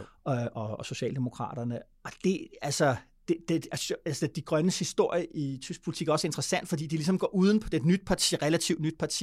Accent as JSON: {"language": "Danish", "country": "Denmark", "said": "som dansker"}